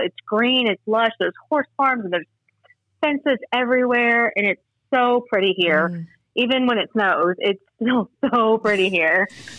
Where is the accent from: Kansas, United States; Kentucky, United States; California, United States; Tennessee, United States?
Kentucky, United States; Lexington; I live in Lexington, Kentucky. I've actually been born and raised here.